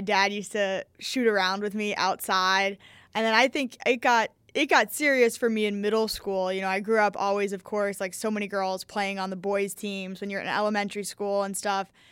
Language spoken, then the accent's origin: English; New York City, New York, United States; I'm from New York City